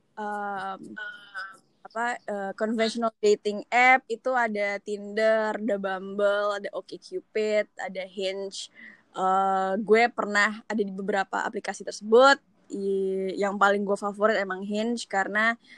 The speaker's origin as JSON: {"language": "Indonesian", "country": "Indonesia", "tie": "born or raised there", "also_born_or_lived": "Seattle", "moved": "as an adult", "lives_now": "New York City, United States", "said": "gue orang Indonesia terus apa namanya dari kecil di Indonesia sampai SMA"}